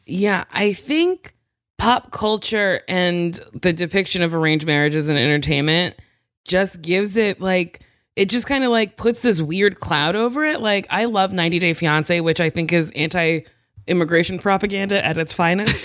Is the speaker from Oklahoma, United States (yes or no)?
no; Middletown, New Jersey, United States; also born or lived in New York; now in Los Angeles, United States; Middletown. So, Monmouth County